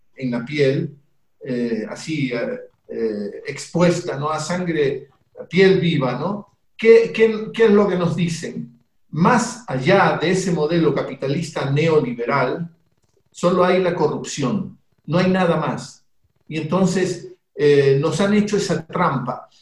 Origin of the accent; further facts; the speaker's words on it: Guayaquil, Guayas, Ecuador; en Guayaquil, la ciudad mía, yo soy guayaquileño, una ciudad muy grande en el Ecuador